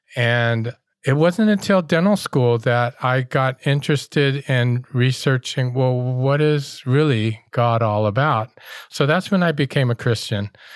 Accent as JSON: {"language": "English", "town": "Oakland", "region": "California", "country": "United States", "tie": "born or raised there", "said": "growing up in Oakland"}